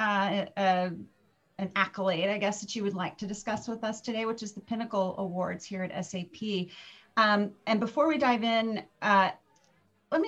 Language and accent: English; Virginia, United States; I'm from Virginia, which is considered the South.